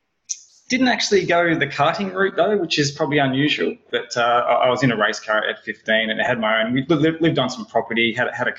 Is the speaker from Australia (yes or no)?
yes; Melbourne, Victoria, Australia; moved away as an adult; also born or lived in Gold Coast, Queensland; I'm originally from Melbourne